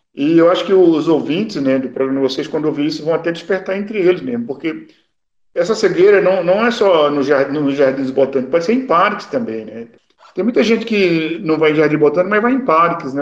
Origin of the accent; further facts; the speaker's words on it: Pernambuco, Brazil; moved away; eu sou pernambucano